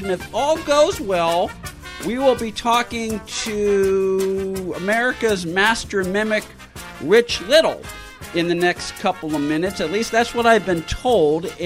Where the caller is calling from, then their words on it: California, United States; I'm calling from Southern California, where the air quality has been awful because of the fires.